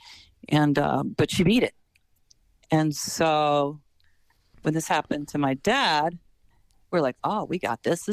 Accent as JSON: {"language": "English", "town": "Morgantown", "region": "West Virginia", "country": "United States", "tie": "born or raised there", "said": "I was a townie and I'm from Morgantown"}